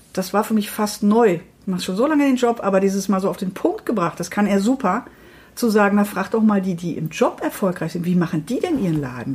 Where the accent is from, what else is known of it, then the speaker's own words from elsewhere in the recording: Dortmund, North Rhine-Westphalia, Germany; Ich komme aus Dortmund